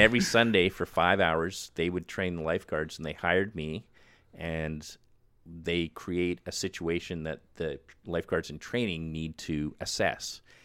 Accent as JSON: {"language": "English", "town": "Winnipeg", "region": "Manitoba", "country": "Canada", "also_born_or_lived": "Vancouver", "moved": "as an adult", "said": "I'm from Winnipeg"}